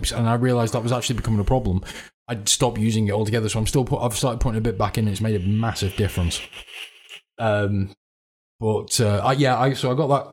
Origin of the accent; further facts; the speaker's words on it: Radcliffe, North West England, United Kingdom; where I grew up in Ratcliffe up north, Manchester